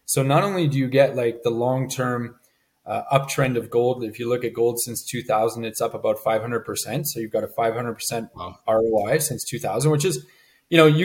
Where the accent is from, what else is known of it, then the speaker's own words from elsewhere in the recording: Montreal, Quebec, Canada; moved away as an adult; now in Cayman Islands; I was born and raised in Montreal, Canada, so cold winters and all